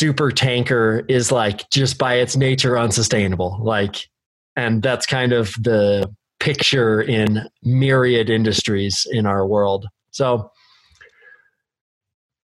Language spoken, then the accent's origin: English; Bend, Oregon, United States; I am born and raised here.